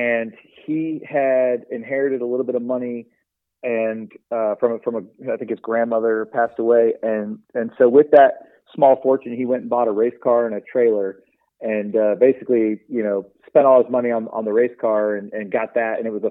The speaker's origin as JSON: {"language": "English", "town": "Atlanta", "region": "Georgia", "country": "United States", "said": "I'm from Atlanta, Georgia."}